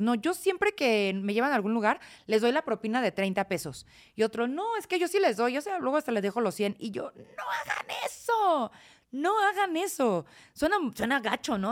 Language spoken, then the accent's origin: Spanish; Celaya, Guanajuato, Mexico; moved away as an adult; yo crecí en Celaya